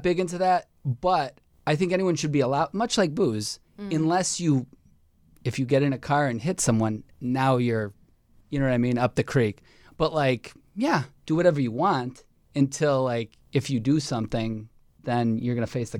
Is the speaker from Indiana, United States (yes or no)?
no; Chicago, Illinois, United States; I'm from Chicago